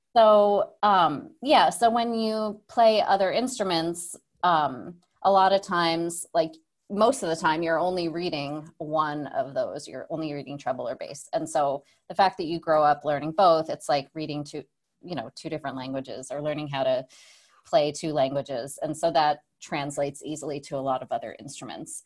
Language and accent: English; Saratoga Springs, New York, United States; I grew up, uh, upstate New York, small town called Saratoga Springs